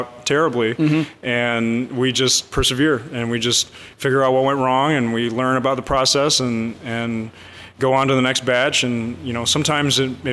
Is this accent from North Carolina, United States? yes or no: no; Kalamazoo, Michigan, United States; I grew up in Kalamazoo, which is a big beer city